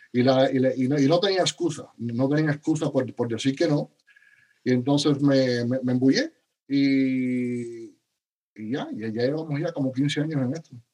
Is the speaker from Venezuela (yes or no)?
no; Cuba; also born or lived in Spain / United States / Dominican Republic; now in Miami, United States; nací en Cuba, soy eh, cubano original y mi familia se fue de Cuba al a final de la época de los 70